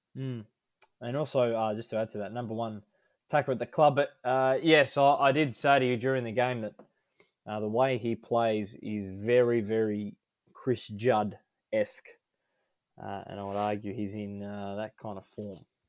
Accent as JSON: {"language": "English", "town": "Melbourne", "region": "Victoria", "country": "Australia", "tie": "born or raised there", "said": "we're all born in Melbourne"}